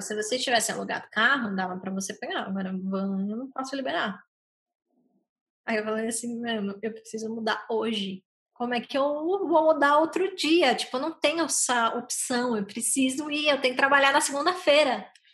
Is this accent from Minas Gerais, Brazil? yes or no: no; São Paulo, Brazil; moved away as an adult; also born or lived in Dublin, Ireland; now in Ireland; eu sou de São Paulo